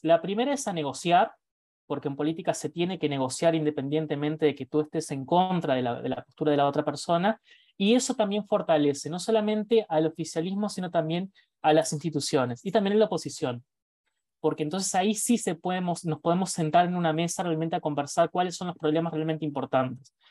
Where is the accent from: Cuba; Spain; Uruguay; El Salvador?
Uruguay; Nosotros, Uruguay